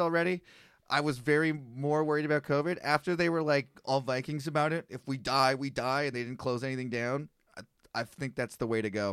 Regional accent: Canada; as a Canadian

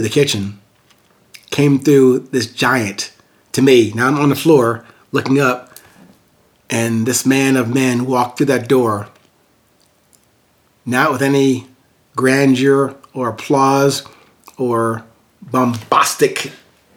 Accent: Amityville, New York, United States; in this really small house where I was born in Amityville, New York

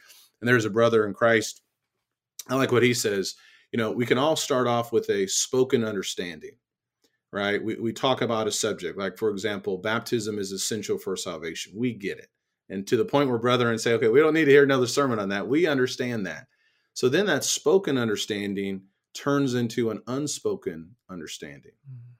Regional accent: Illinois, United States; also born or lived in Southeast Texas; I grew up in Central Illinois. I don't know if I had a lot of things with respect to racism. If I did, I probably didn't see it or didn't pick up on it. But my mindset shifted when I went to Southeast Texas.

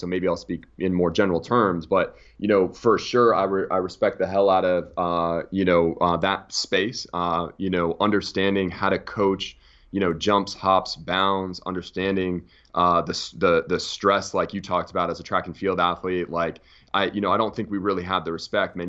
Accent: United States; as American S and C coaches

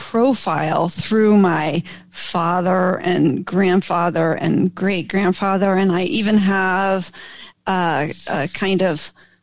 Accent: Rochester, New York, United States; also born or lived in New England; I grew up in New England, and then across the lake from Toronto in Rochester, New York, and upstate New York.

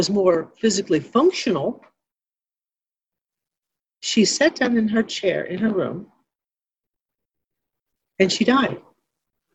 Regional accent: Ironton, Missouri, United States; I was born and raised in Ironton, Missouri, where the Baptist Home is located here in the beautiful Arcadia Valley

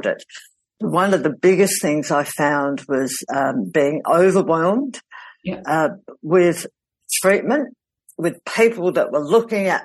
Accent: South Australia, Australia; my hometown in South Australia.

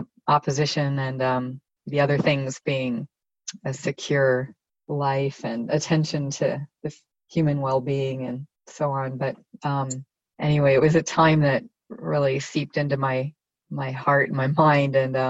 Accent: Germany; also born or lived in United States; I grew up partly in West Germany. I'm American by background, but a lot of strands.

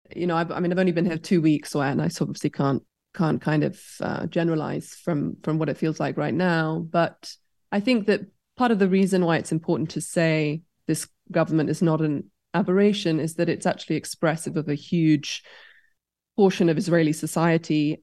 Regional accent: United Kingdom; growing up in Britain

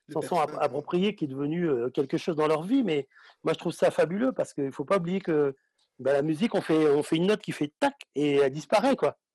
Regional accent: Guadeloupe, France; Moi, je suis Guadeloupéen, je vais arriver.

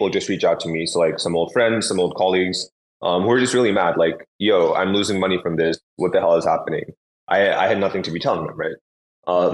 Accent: San Francisco Bay Area, California, United States; also born or lived in Los Angeles; I grew up in the San Francisco Bay Area, so in Silicon Valley

